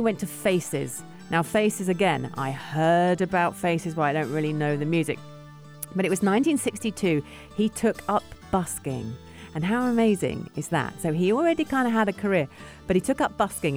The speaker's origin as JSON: {"language": "English", "region": "London", "country": "United Kingdom", "said": "I'm from London, England."}